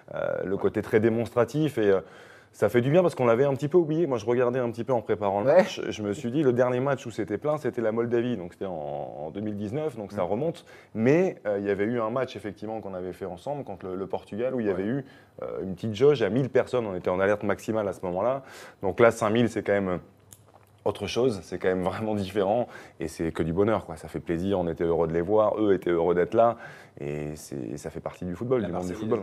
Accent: France; chez nous en France

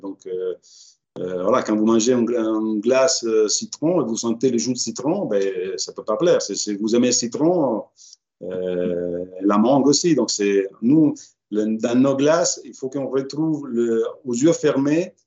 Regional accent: Reggio Emilia, Emilia-Romagna, Italy; moved away as an adult; now in Paris, France; ma ville natale de Reggio Emilia

